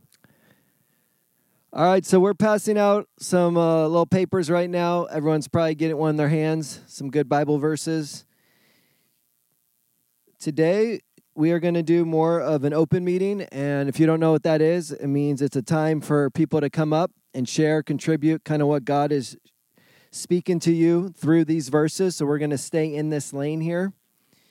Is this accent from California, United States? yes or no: yes; California, United States; moved away; I'm from California